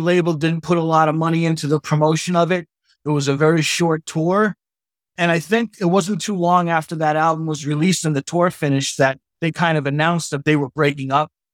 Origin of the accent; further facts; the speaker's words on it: Boston, Massachusetts, United States; I'm from Boston